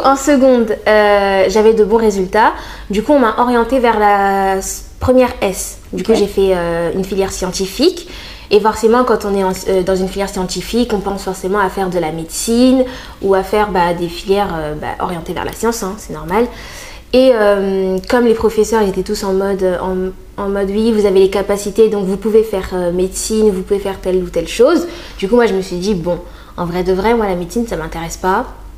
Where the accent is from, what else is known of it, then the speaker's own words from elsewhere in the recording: Reims, Grand Est, France; moved away as an adult; c'était ma ville, euh, c'est là où j'ai grandi